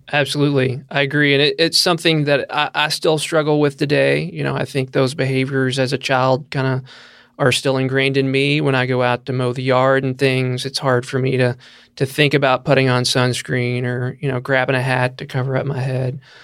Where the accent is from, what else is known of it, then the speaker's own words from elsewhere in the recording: Tennessee, United States; now in Kentucky, United States; I'm from Tennessee, same there. We love to be outside. I grew up on a farm